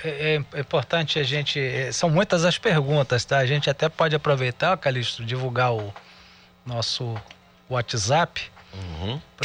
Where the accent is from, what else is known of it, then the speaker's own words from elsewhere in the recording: Brazil; nós brasileiros